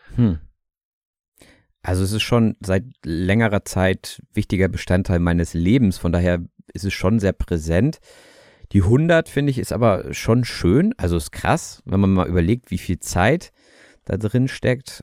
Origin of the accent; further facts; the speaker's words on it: Germany; wir als Deutsche